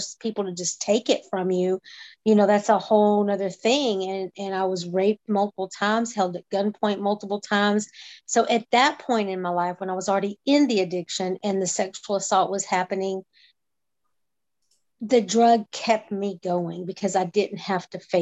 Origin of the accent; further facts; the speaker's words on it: Texas, United States; Growing up in the Texas beauty pageant system